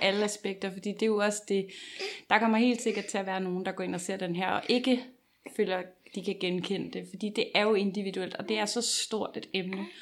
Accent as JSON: {"language": "Danish", "town": "Copenhagen", "region": "Capital Region of Denmark", "country": "Denmark", "said": "nu kommer jeg her fra København"}